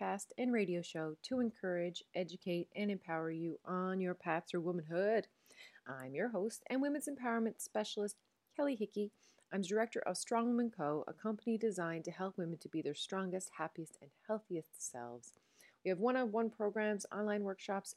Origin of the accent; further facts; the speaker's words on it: Newfoundland and Labrador, Canada; accent: Newfoundland; now in Netherlands; I am a Newfoundlander and Canadian